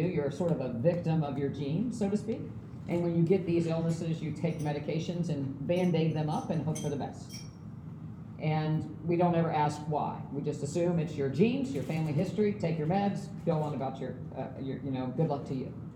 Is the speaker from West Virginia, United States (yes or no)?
yes; West Virginia, United States; moved away; I'm from West Virginia